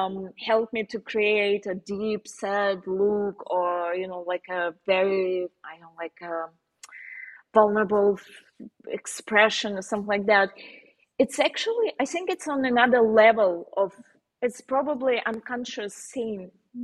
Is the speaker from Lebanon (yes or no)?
no; Slovenia; accent: Slovenian; English is a second language; Probably it's a bit like, you know, like scary, especially with my Slovenian accent.